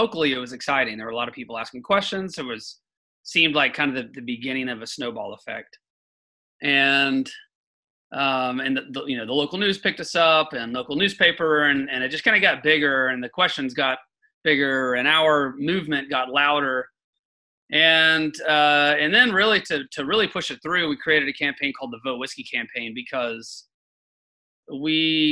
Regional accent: Chattanooga, Tennessee, United States; I was born and raised in Chattanooga, and my parents are still here

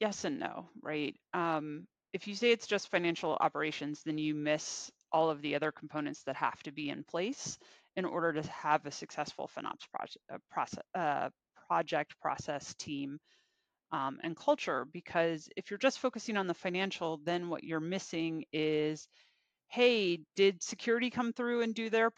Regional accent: Virginia, United States; So I am mostly from Virginia. Typically, I've spent, with the exception of college, I think I've been within an hour of DC, hour and a half of DC for most of my life

